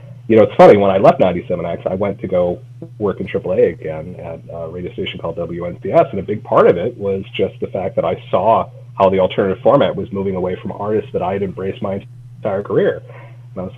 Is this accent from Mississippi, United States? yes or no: no; Minneapolis, Minnesota, United States; moved away as an adult; also born or lived in Burlington, Vermont; I grew up in Minneapolis